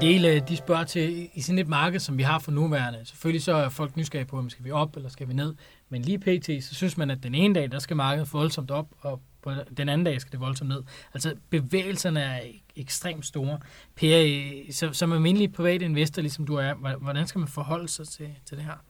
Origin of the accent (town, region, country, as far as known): Denmark